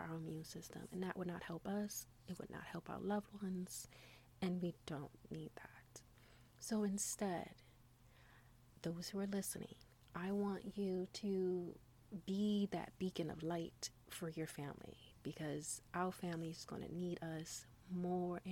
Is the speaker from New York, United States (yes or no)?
yes; New York City, New York, United States; growing up in New York City